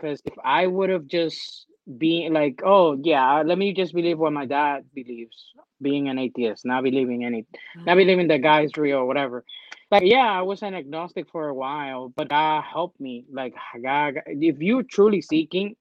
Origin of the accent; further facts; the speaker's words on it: Dominican Republic; now in United States; I grew up in the Dominican Republic.